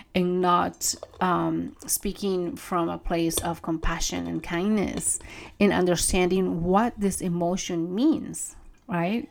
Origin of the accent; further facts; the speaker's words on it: Peru; moved away; I grew up in Peru. I grew up with my grandparents